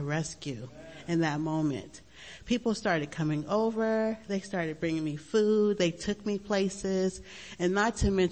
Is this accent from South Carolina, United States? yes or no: no; Long Beach, California, United States; I grew up in Long Beach, and it was a great time, you know, in the 70s